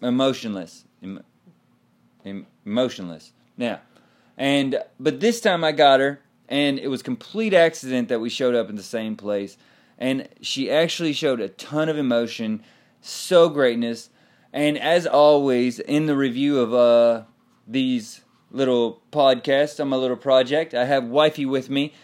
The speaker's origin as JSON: {"language": "English", "region": "Texas", "country": "United States", "moved": "yes", "lives_now": "Tulsa, United States", "said": "I live in Tulsa. I am still a Cowboy fan because I am from Texas"}